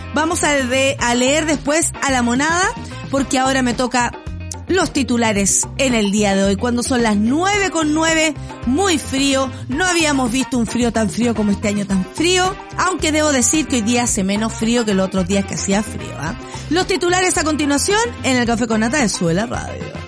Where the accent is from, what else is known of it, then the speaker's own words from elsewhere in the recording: Chile; tenemos como sociedad chilena